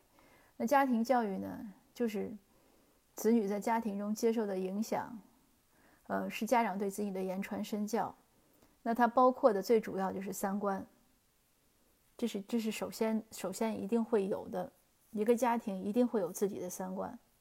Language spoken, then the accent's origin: Chinese; China; 就是我们中国人常讲树大自直嘛。